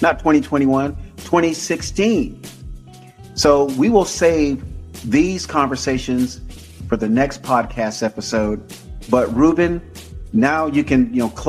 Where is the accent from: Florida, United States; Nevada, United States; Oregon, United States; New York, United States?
Florida, United States; Tampa; moved away as an adult; also born or lived in Dania Beach, Florida / Opa-locka, Florida; now in California, United States; living in California, but born and raised in Florida, both in Tampa, Hillsborough, and living a little bit down in Dania and Opa-locka